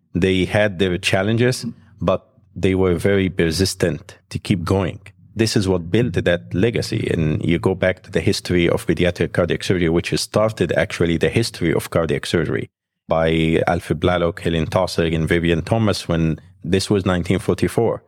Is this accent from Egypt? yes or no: yes; Egypt; moved away as an adult; also born or lived in Alexandria; now in United States; I was graduated from Alexandria Medical School, and I grew up in Egypt, so my life was there